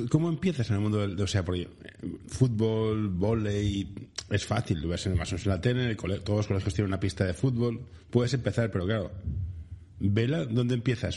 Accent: Barcelona, Catalonia, Spain; soy de Barcelona

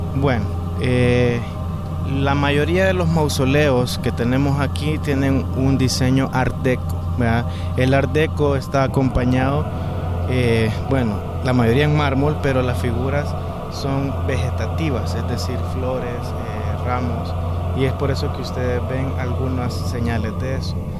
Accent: El Salvador

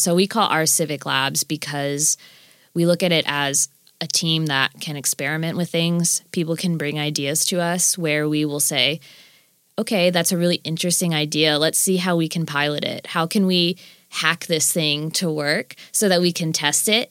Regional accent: Florida, United States; moved away as an adult; also born or lived in California; now in Nashville, United States; having lived in Florida growing up until I was about twenty

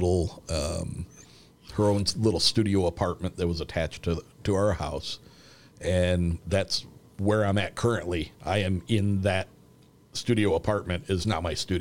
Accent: South Bend, Indiana, United States; we are not far from the South Bend Regional Airport

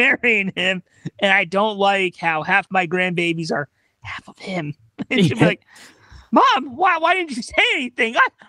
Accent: Texas, United States; In my home state of Texas, they say if you can't use proper English, you're as useless as a cow that don't make milk.

